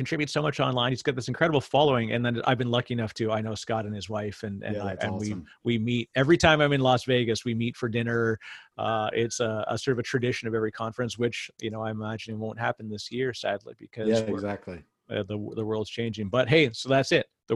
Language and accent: English; Canada; I'm Canadian